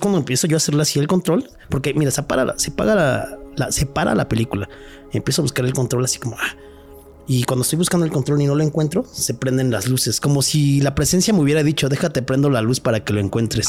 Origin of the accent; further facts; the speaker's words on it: Mexico City, Mexico; que tenemos los de acá los chilangos